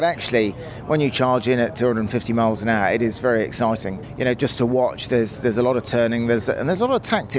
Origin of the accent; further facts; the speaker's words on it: United Kingdom; I'm from the UK.